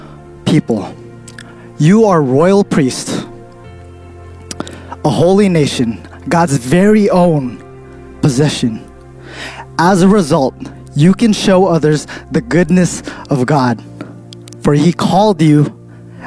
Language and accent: English; Stockton, California, United States; I come from Stockton